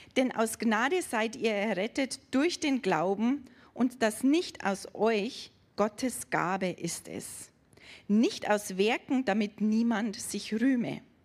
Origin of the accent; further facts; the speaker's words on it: Germany; bei uns in Deutschland.